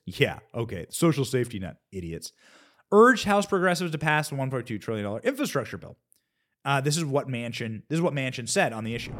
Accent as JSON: {"language": "English", "region": "Iowa", "country": "United States", "tie": "born or raised there", "said": "I grew up in Iowa"}